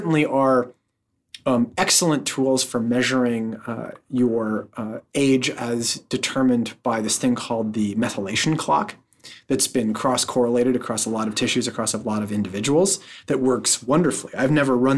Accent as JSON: {"language": "English", "area": "just north of San Francisco", "region": "California", "country": "United States", "tie": "born or raised there", "said": "I was born in San Francisco, and I was raised just north of San Francisco"}